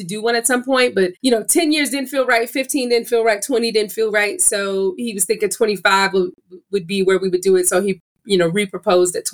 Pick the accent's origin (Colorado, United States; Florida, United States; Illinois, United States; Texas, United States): Illinois, United States; we're both from Illinois